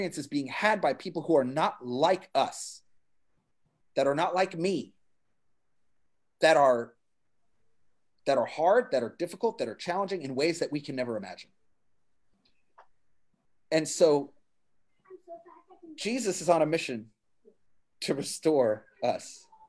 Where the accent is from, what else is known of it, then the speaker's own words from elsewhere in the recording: New Jersey, United States; I'm from New Jersey